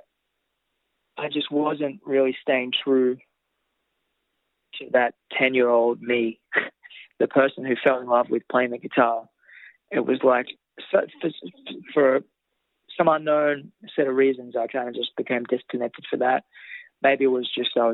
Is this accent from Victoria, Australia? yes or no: no; Tamagog, New South Wales, Australia; moved away as an adult; now in Nashville, United States; I'm from Temagog. I'm not from Sydney